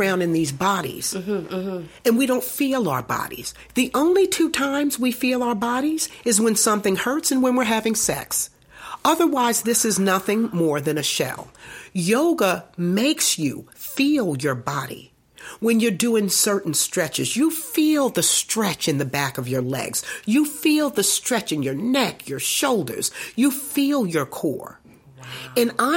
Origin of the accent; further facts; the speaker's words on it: United States; as African American women